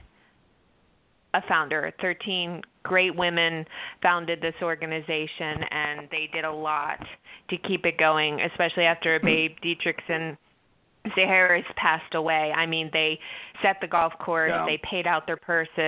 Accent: Philadelphia, Pennsylvania, United States; moved away; I am originally from Philadelphia

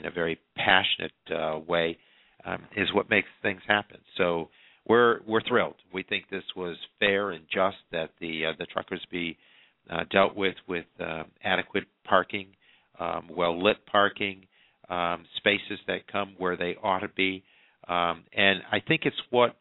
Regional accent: New York, United States; New York, my home state

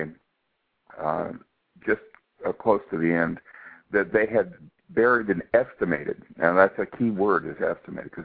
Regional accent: United States; I'm an American

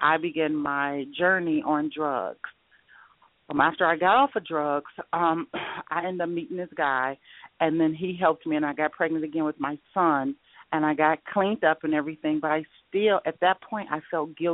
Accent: Detroit, Michigan, United States; moved away as an adult; also born or lived in Atlanta; now in Arizona, United States; I'm from Detroit, Michigan, so I do understand about the snow for years, and I moved to Arizona about almost 2 years ago

